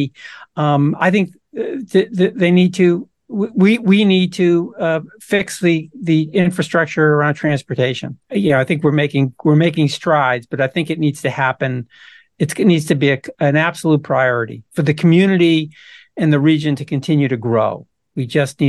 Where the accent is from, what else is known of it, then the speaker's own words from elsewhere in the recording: Massachusetts, United States; also born or lived in Vermont; grew up and was born and bred and lived here my whole life, with four years away in Vermont. But other than that, I've been in Massachusetts